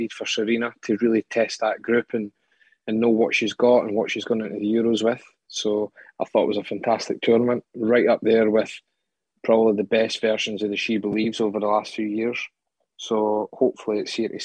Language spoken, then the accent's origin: English; Scotland, United Kingdom; I'm Scottish